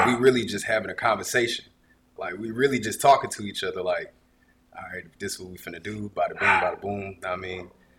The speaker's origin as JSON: {"language": "English", "town": "Augusta", "region": "Georgia", "country": "United States", "said": "I'm from Augusta."}